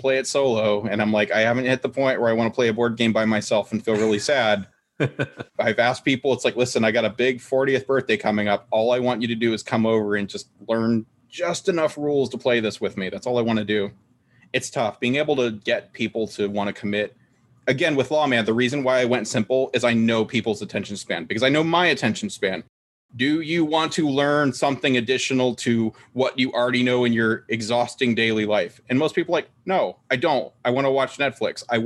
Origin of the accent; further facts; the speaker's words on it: United States; I'm an American